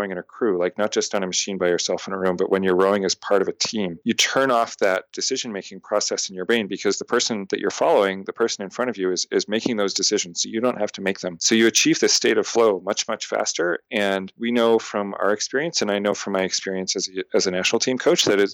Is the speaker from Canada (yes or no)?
yes; Canada; also born or lived in Montreal; now in Boston, United States; I'm a Canadian living in America